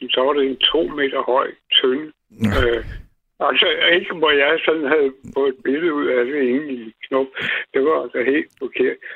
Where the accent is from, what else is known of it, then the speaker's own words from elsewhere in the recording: Gladsaxe, Capital Region of Denmark, Denmark; da jeg gik i skole ude i Gladsaxe for mange år siden